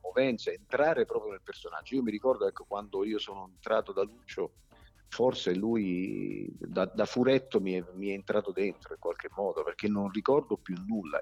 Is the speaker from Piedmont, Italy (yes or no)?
yes; Turin, Piedmont, Italy; also born or lived in southern Italy (home village of origin); mi trovavo a Torino perché da piccolo viviamo a Torino